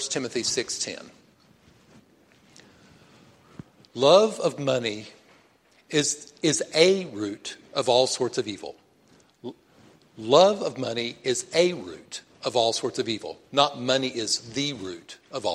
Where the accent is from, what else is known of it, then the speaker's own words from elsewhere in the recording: Texas, United States; I'm from Texas.